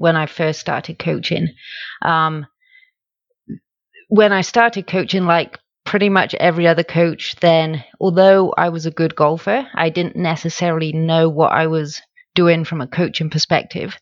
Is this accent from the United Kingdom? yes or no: yes; United Kingdom; moved away as an adult; also born or lived in Dallas, Texas; now in Madison, United States; So I now live in Madison, Wisconsin. As you can tell from my accent, that's not where I'm originally from. I'm originally from the UK